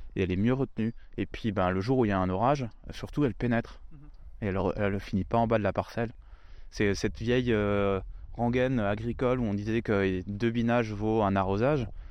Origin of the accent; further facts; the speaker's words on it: Lorraine, Grand Est, France; also born or lived in Rosheim, Alsace; même si je suis pas originaire du sud de la France, je suis lorrain.